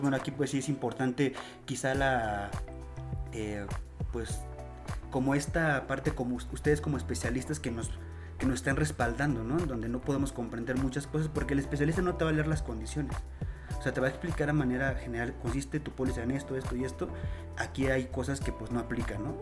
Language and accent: Spanish; Mexico; nosotros como mexicanos